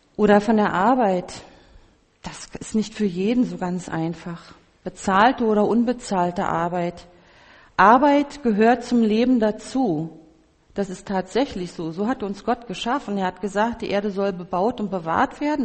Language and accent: German; Berlin, Germany; ich als Berlinerin